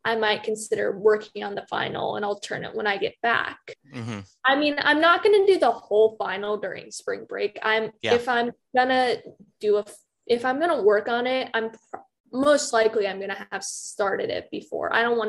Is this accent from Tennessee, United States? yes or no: no; New Orleans, Louisiana, United States; Oh, I'm from New Orleans. That's pretty cool.